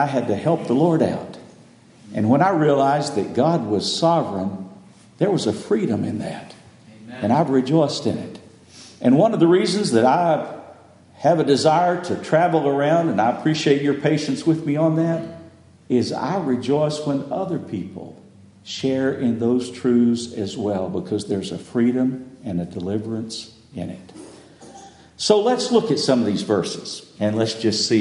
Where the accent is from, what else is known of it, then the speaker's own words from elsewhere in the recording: West Texas, United States; I grew up in West Texas